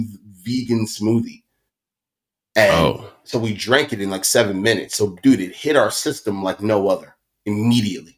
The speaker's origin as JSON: {"language": "English", "town": "Baltimore", "region": "Maryland", "country": "United States", "said": "We come from West Baltimore, like hood shit"}